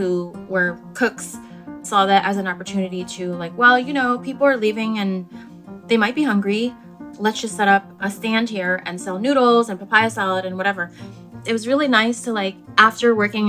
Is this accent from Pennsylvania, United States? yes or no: yes; Philadelphia, Pennsylvania, United States; I grew up mostly in Philadelphia.